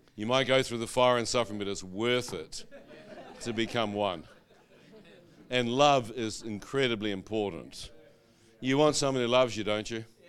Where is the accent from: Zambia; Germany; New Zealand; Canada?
New Zealand; moved away; like a kiwi